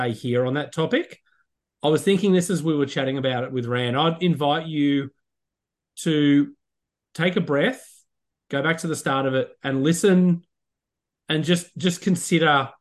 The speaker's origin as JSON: {"language": "English", "country": "Australia", "said": "as an Australian golfer and someone who loves golf in this country"}